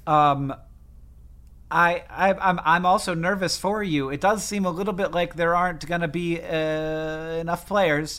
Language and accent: English; United States; I'm American